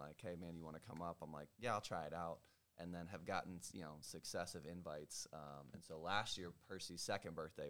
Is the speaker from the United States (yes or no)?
yes; Cincinnati, Ohio, United States; now in Louisiana, United States; I'm from Cincinnati, Ohio